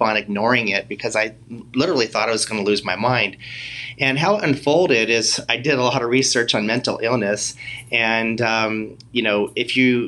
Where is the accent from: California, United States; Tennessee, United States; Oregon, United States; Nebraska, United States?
California, United States; Whittier; I grew up in Whittier, California